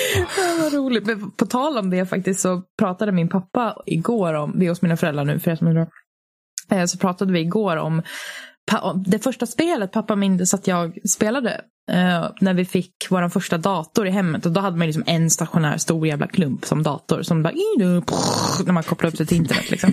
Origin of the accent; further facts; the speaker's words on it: Finland; now in Sweden; jag är ju finsk